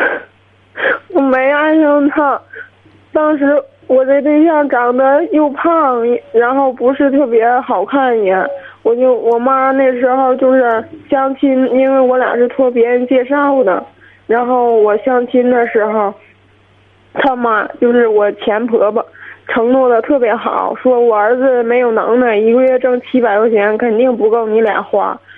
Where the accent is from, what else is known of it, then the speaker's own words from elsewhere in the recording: Qinhuangdao, Hebei, China; 我是秦皇岛的